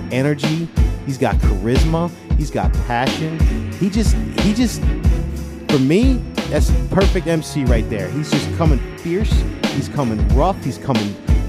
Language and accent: English; Florida, United States; Philly hip-hop back in the day did not exist growing up in South Florida, okay?